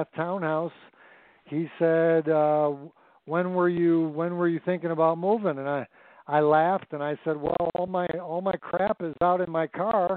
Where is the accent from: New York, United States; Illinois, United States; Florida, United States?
Illinois, United States; Chicago; moved away as an adult; I was born and raised in the Chicagoland area